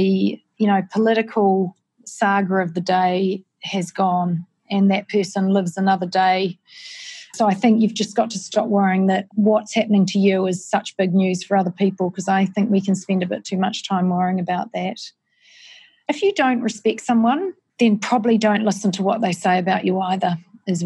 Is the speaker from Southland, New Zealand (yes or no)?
no; Palmerston North, Manawatū-Whanganui, New Zealand; now in Auckland, New Zealand; growing up in Palmerston North with two parents who were scientists